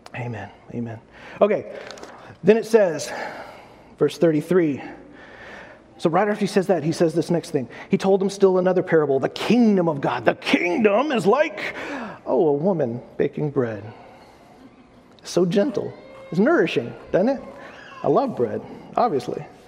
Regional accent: United States; I'm American

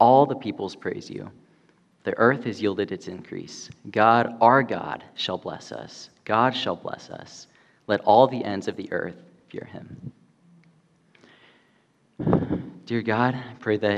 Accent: Spain; now in California, United States; Growing up in Spain

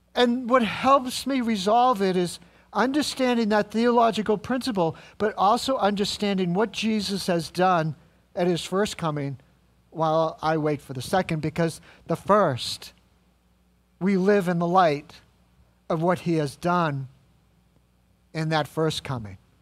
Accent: New England, United States; I'm just from New England

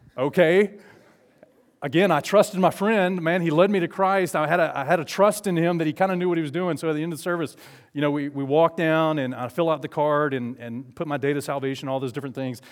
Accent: Southeast Alabama, United States; also born or lived in Falkville, Alabama; I grew up in Southeast Alabama.

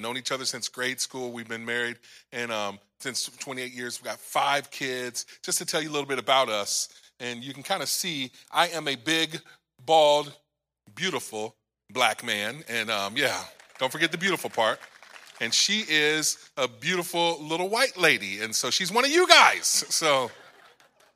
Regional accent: Macomb, Illinois, United States; also born or lived in Fort Pierce, Florida; we're from a small little town in Macomb, Illinois. And so it's just across the river from Quincy, Illinois

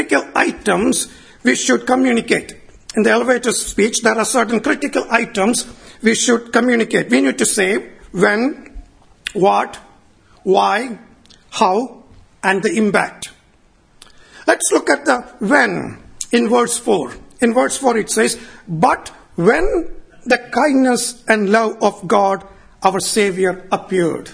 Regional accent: Kerala, India; moved away; my hometown back in India, Kerala

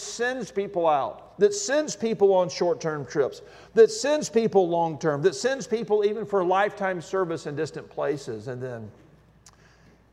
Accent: Alabama, United States; When I was a kid, I grew up in the Deep South in Alabama

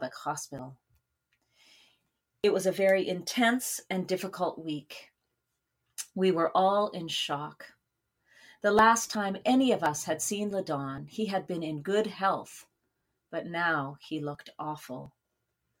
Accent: Saskatoon, Saskatchewan, Canada; moved away; my hometown of Saskatoon, Saskatchewan

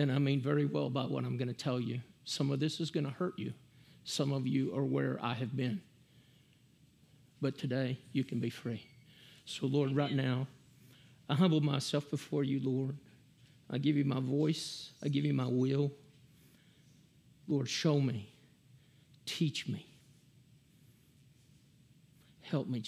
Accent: Hamilton, Texas, United States; I grew up in Hamilton, Texas

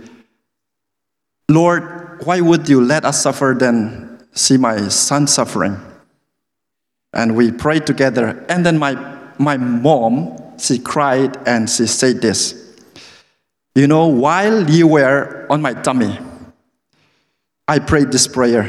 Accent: Manipur, India; English is a second language; moved away as an adult; also born or lived in New Delhi, India; I grew up from a small state in the northeastern part of India called Manipur

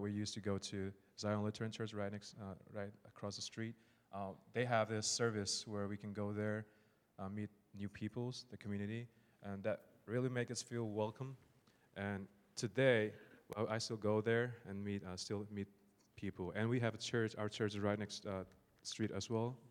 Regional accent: Myanmar; English is a second language; moved away; born in Myanmar, Burma. Uh, I came here as, as a refugee, and I've been s, s, uh, staying here about ten years now

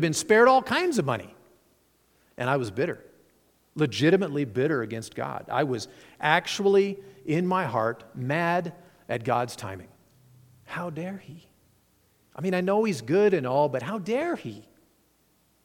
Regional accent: Nevada, United States; moved away; also born or lived in Chicago; I'm from Nevada

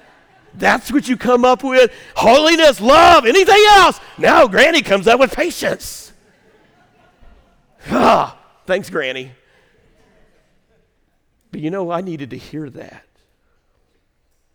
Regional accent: Waltonville, Illinois, United States; born or raised there; moved away

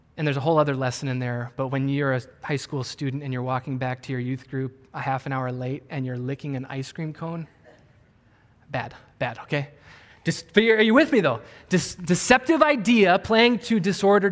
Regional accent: Wisconsin, United States; I grew up in Wisconsin

